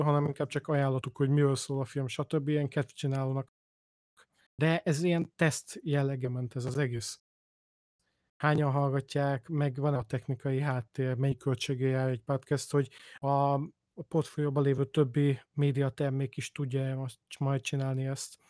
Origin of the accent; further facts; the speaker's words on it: Budapest, Hungary; moved away; ahol én felnőttem